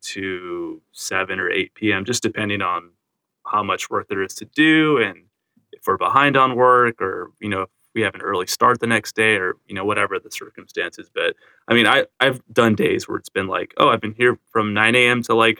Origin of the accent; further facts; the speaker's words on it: Whittier, California, United States; I'm from the LA area. I grew up in Whittier, still live in Whittier.